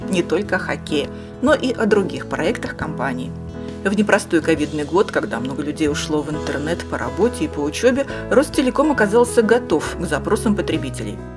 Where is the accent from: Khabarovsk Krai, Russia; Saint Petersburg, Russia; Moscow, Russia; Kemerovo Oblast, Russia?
Saint Petersburg, Russia; now in Kostroma, Russia; мы из Петербурга, сейчас просто живем в Костроме